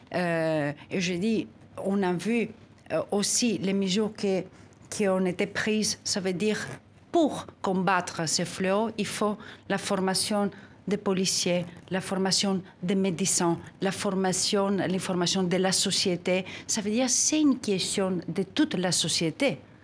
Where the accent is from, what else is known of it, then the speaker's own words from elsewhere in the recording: Greece; je suis née en Grèce